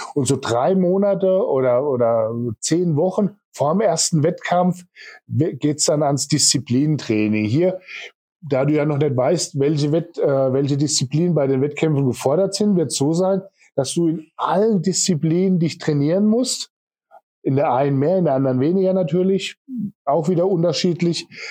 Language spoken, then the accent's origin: German; Kleinheubach, Bavaria, Germany; now in Walldürn, Germany; Mein Elternhaus ist in Kleinholbach, also ich bin ursprünglich aus Kleinheubach